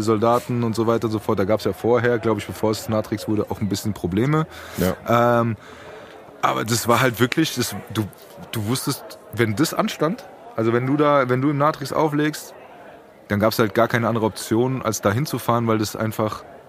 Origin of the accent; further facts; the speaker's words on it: Frankfurt, Hesse, Germany; wir sind ja Frankfurter